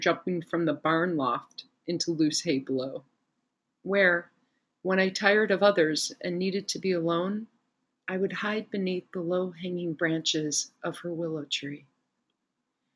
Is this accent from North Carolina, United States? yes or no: no; Chicago, Illinois, United States; moved away as an adult; now in Italy; I grew up in Chicago with busy streets and alleys